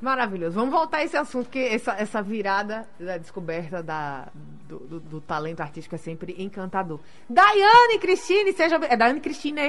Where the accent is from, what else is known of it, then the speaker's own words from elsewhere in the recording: Natal, Rio Grande do Norte, Brazil; eu nem saí de Natal